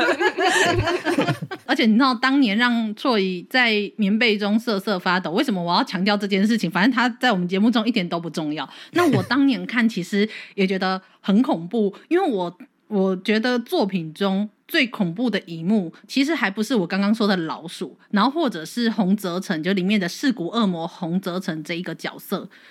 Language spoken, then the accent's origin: Chinese; Kaohsiung, Taiwan; 我是一个高雄人